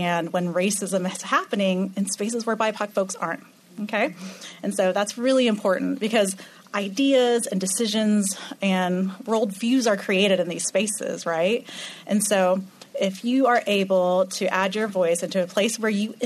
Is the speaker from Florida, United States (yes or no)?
yes; Orlando, Florida, United States; I'm from Orlando, Florida